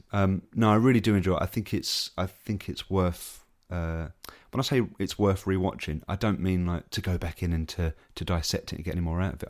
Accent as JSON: {"language": "English", "region": "England", "country": "United Kingdom", "said": "as an Englishman"}